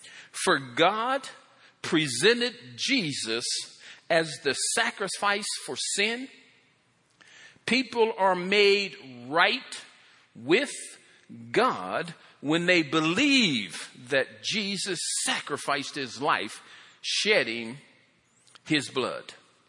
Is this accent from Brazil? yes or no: no; Ireland; Well, I'm Irish. We just come up with all kind of stuff.